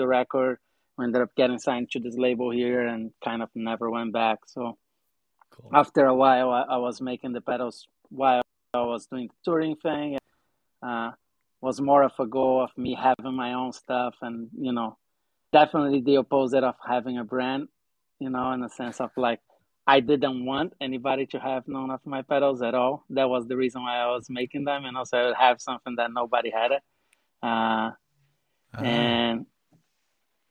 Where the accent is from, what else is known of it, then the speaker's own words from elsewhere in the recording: Brazil; moved away as an adult; now in Los Angeles, United States; I'm from Brazil, for however, you know, don't know. I was born and raised in Brazil.